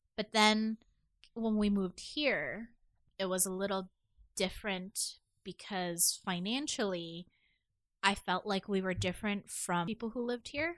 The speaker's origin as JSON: {"language": "English", "town": "Toronto", "region": "Ontario", "country": "Canada", "tie": "born or raised there", "said": "I grew up in Chin and Finch"}